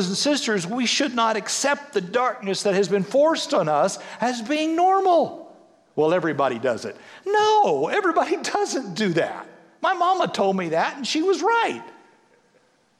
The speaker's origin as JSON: {"language": "English", "town": "Severy", "region": "Kansas", "country": "United States", "tie": "born or raised there", "said": "being a kid growing up in Severy, Kansas"}